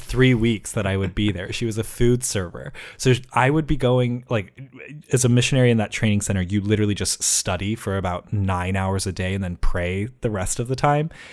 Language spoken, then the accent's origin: English; Ohio, United States; both of my parents actually are from Utah, but I was raised in Ohio